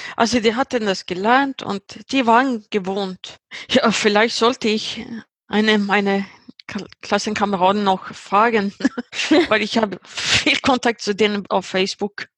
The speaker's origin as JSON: {"language": "German", "town": "Uppsala", "region": "Uppsala County", "country": "Sweden", "tie": "born or raised there", "second_language": "German", "said": "Ich bin 38 Jahre alt und ich sitze im Uppsala, Schweden, wo ich herkomme."}